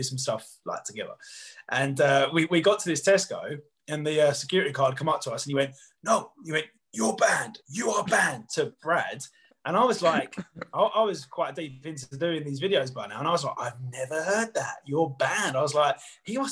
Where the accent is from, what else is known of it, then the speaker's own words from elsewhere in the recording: Southend-on-Sea, East of England, United Kingdom; I'm from Southend